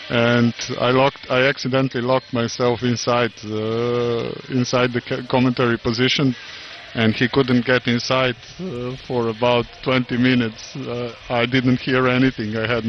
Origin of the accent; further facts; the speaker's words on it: Rijeka, Primorje-Gorski Kotar County, Croatia; English is a second language; European Championship in Croatia in January. very near to my hometown in Rijeka.